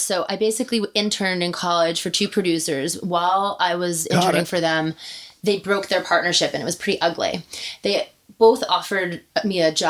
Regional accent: northern New Jersey, United States; moved away as an adult; now in Los Angeles, United States; I grew up in northern New Jersey

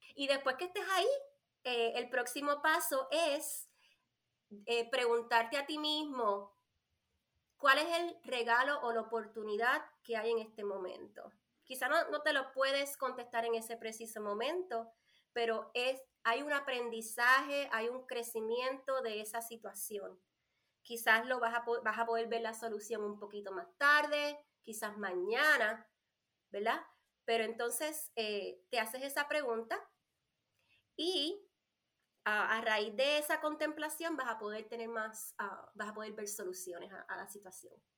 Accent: Puerto Rico; moved away as an adult; now in North Carolina, United States; soy boricua, nací nacida y criada en la isla, isla del Encanto, Puerto Rico. Vivo acá en Carolina del Norte hace nueve años

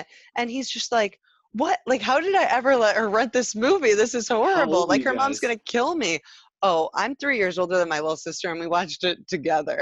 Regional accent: Traverse City, Michigan, United States; moved away as an adult; also born or lived in Grand Rapids; I was back up in my hometown of Traverse City

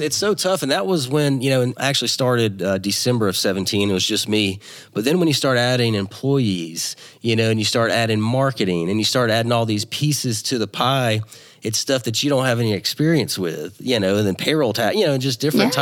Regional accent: Louisiana, United States; also born or lived in Dallas, Texas; I'm from Louisiana

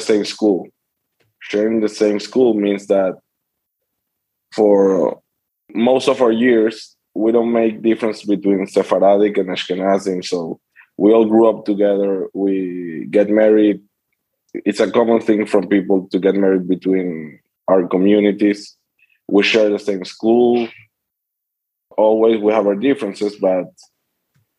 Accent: Caracas, Capital District, Venezuela; I was born and raised here in Venezuela, in Caracas

